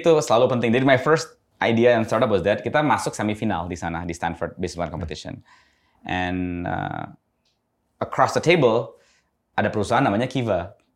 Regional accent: Indonesia; also born or lived in United States; saya besar di dekat Cibubur.

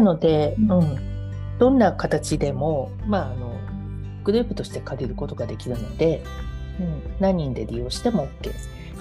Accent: Niigata, Japan; 私のあの出身地の新潟市西区というところ

